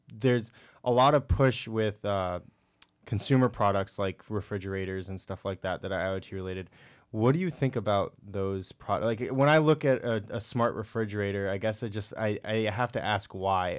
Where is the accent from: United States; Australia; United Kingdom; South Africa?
United States; Connecticut; moved away as an adult; I'm from Connecticut